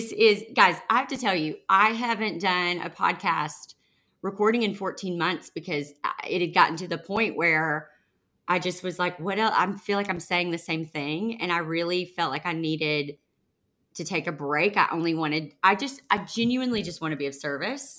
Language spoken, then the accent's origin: English; the Bible Belt, United States; now in Nashville, United States; I grew up in the Bible Belt where we don't do that.